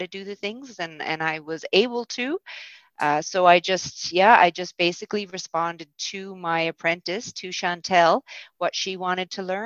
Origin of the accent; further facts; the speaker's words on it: St. John's, Newfoundland and Labrador, Canada; I am from St. John's. I grew up in St. John's in the West End and now live downtown.